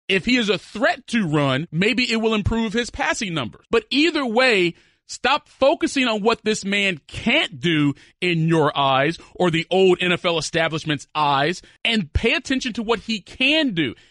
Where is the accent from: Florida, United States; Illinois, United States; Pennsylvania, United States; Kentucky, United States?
Kentucky, United States; I'm from Kentucky and I went to University of Kentucky